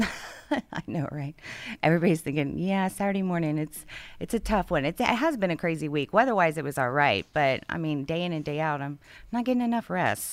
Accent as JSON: {"language": "English", "town": "Houston", "region": "Texas", "country": "United States", "moved": "as an adult", "lives_now": "Conroe, United States", "said": "I'm from Houston."}